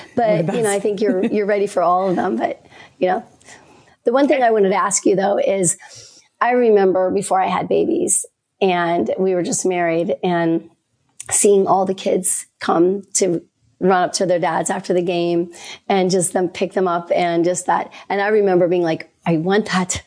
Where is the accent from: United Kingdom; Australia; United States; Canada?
United States; Pittsburgh, Pennsylvania; I'm from Pittsburgh, so we were raised to hate Cleveland.